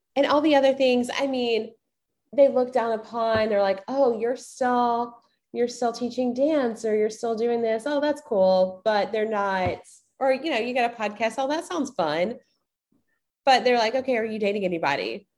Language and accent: English; the South, United States; growing up in the South